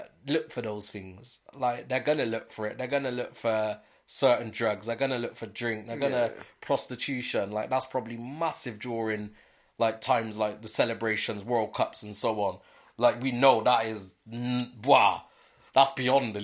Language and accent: English; United Kingdom; see us as British